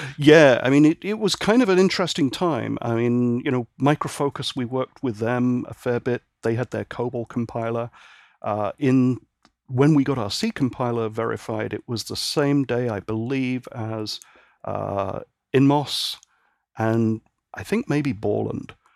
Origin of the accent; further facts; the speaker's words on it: Northern Ireland, United Kingdom; also born or lived in Great Britain; now in San Francisco Bay Area, United States; I was born and raised in Northern Ireland, and my family moved back to the mainland in sixty-nine, and then I moved over here in ninety-nine